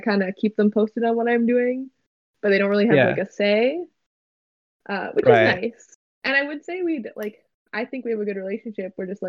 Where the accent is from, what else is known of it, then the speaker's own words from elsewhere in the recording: Canada; my childhood was just like being a normal kid growing up in Canada.